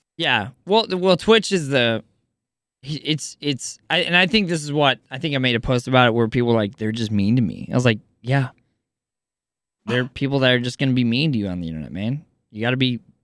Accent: Kansas, United States; I grew up in Kansas

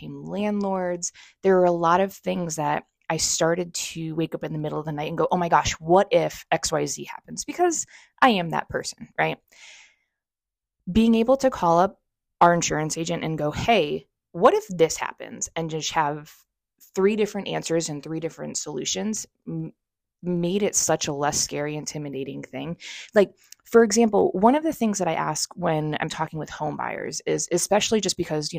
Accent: North Central Connecticut, United States; I grew up in North Central Connecticut, but I moved down here

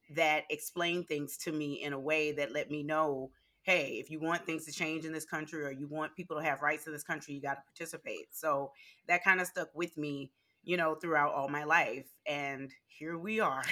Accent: Louisiana, United States; born or raised there; moved away

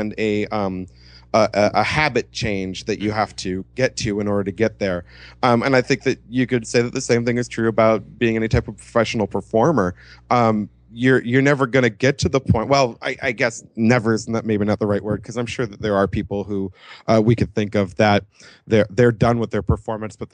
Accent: Los Angeles, California, United States; I grew up in Los Angeles. I am a native.

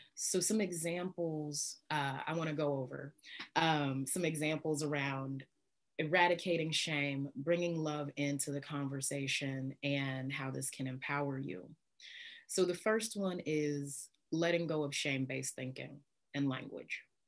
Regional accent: in the Bible Belt, Midwest, United States; I grew up in the Midwest, in the Bible Belt

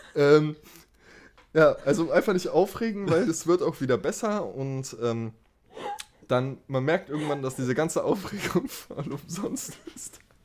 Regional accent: Germany; du kommst aus Deutschland, oder? Und ich dachte so, okay, mein Akzent fällt wieder auf

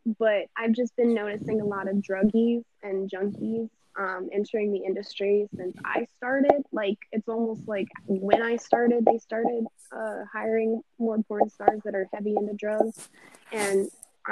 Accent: Pompano Beach, Florida, United States; I'm from Pompano

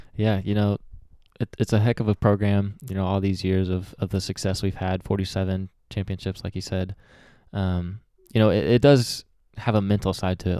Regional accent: Springdale, Arkansas, United States; also born or lived in Malawi; I grew up here in Springdale, went to Harbor High School, um, you know, later in life, but grew up here all the way till I was about twelve years old

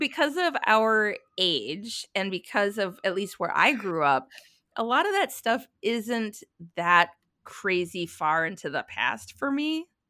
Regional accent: Minnesota, United States; I grew up in Minnesota, we were always, like, little house on the prairie

